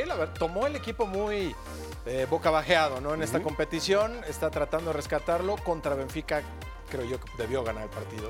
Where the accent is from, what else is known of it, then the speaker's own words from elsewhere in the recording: Guadalajara, Jalisco, Mexico; yo como tapatío